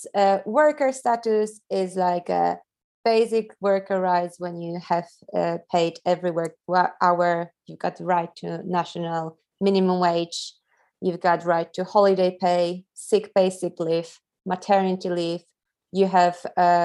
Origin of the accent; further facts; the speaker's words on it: Poland; also born or lived in London; I'm originally from Poland